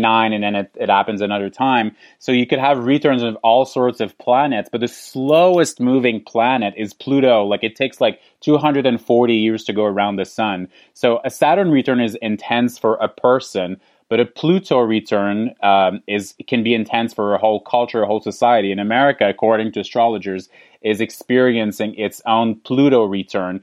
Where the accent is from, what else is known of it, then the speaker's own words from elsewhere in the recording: Canada; being Canadian